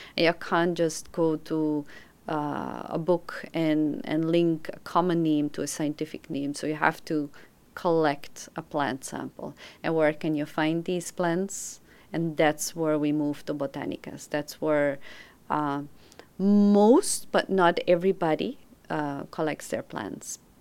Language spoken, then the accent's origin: English; Belgium; moved away as an adult; now in New York, United States; I'm originally from Belgium, but I've been living in New York since 2005.